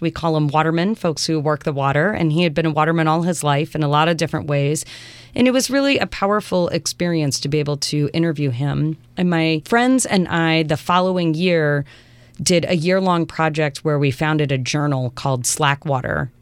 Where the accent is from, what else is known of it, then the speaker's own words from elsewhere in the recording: Eastern Shore of Maryland, United States; moved away as an adult; now in Portland, United States; I grew up on the eastern shore of Maryland, which is a rural place, um, to the east of Chesapeake Bay in Maryland